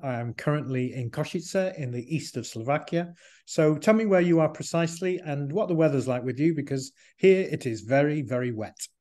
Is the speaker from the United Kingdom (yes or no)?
yes; Manchester, North West England, United Kingdom; growing up in Manchester, in England